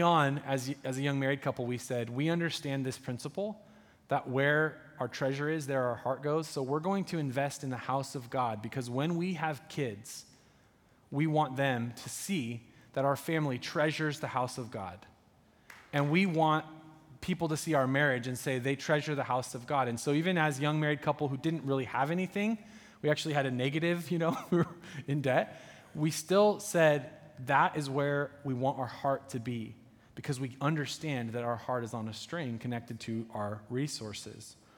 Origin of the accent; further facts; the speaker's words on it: United States; as an American coming from opulence